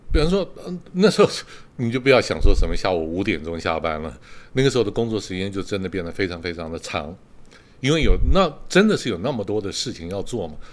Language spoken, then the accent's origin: Chinese; Taiwan; moved away as an adult; also born or lived in Australia / Beijing, China / Kaohsiung, Taiwan; 我，台湾人的，呃，呃，传统价值观就是生活为工作